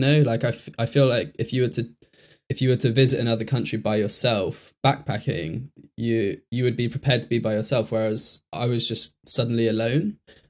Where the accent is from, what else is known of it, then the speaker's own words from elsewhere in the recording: Bristol, South West England, United Kingdom; I'm from Bristol originally